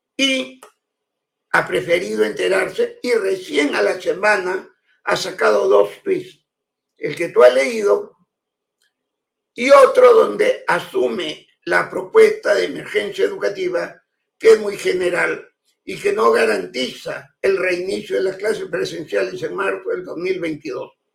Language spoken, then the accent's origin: Spanish; Peru; soy, lo digo con toda humildad, el único peruano que tiene las palmas magisteriales